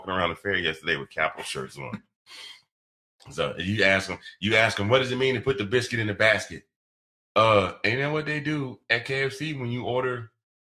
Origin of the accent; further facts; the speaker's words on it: Georgia, United States; moved away as an adult; also born or lived in Texas; I didn't even know my home state had a hockey team until I moved up here